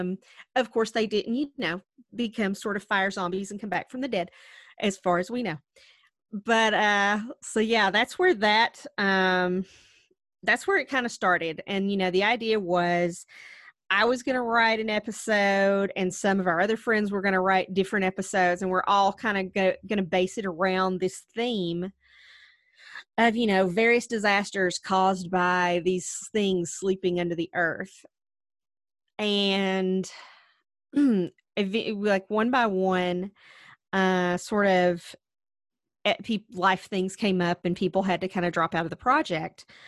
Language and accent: English; Wise County, Virginia, United States; back home to Wise County, where we grew up in Virginia